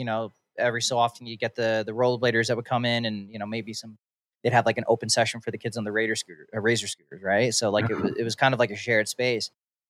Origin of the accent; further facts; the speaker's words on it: East Coast, United States; growing up in the East Coast, like you had to pretty much pay to get into these places.